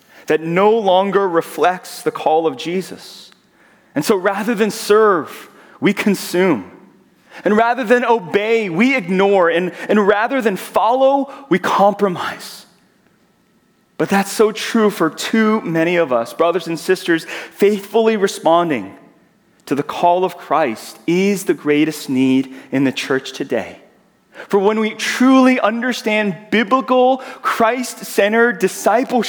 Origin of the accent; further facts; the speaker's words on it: Georgia, United States; accent: southern; moved away as an adult; now in Southern California, United States; I'm from Georgia, and so as I get excited, you'll hear my southern accent come out. I will say y'all